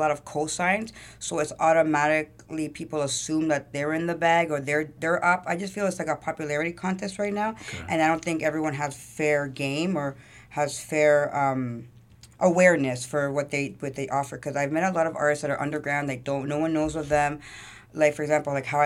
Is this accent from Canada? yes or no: yes; Toronto, Ontario, Canada; so I was born at yeah Jane Finch. Um, I moved around a lot.